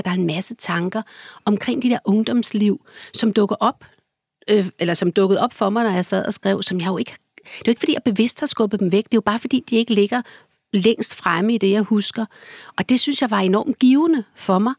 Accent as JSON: {"language": "Danish", "town": "Copenhagen", "region": "Capital Region of Denmark", "country": "Denmark", "tie": "born or raised there", "said": "i kartoffelrækkerne, hvor jeg voksede op der, øh, som barn"}